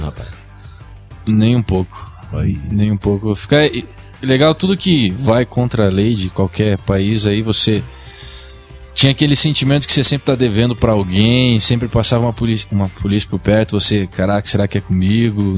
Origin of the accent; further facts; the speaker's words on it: Brazil; moved away as an adult; also born or lived in New York, United States; Eu saí do Brasil com 18 anos, acabei, eu era modelo aqui, modelava em São Paulo